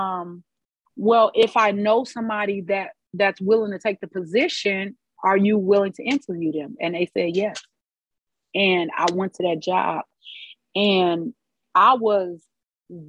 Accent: Chicago, Illinois, United States; I'm from the north side of Chicago. I was raised by both my mother and my father in separate homes

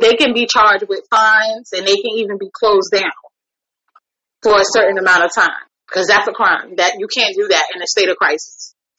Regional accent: New York, United States; moved away; Now I'm a New Yorker through and through

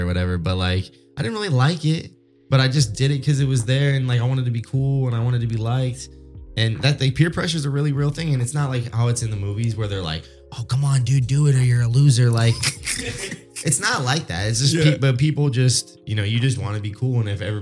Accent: United States; in Wasion, like still in my hometown

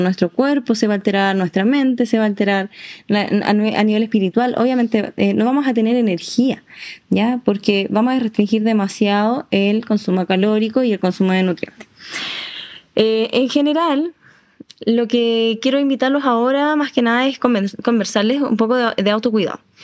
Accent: Chile; como chilenos siempre estamos full disfrutando

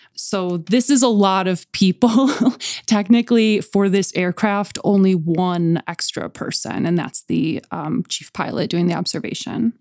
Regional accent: Buffalo, New York, United States; we're from Buffalo

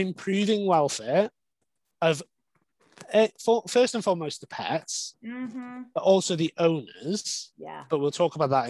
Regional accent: Wales, United Kingdom; I grew up in Wales

